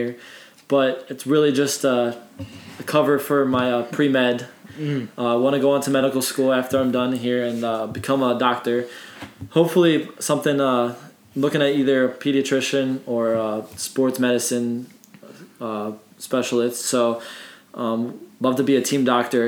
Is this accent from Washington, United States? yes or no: no; Parma, Ohio, United States; now in Columbus, United States; I'm from Parma as well